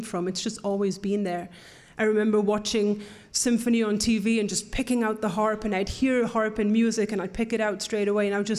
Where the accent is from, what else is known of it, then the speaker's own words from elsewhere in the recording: North East England, United Kingdom; moved away; we grew up in Northeast England, and when I say we, I'm talking about my twin sister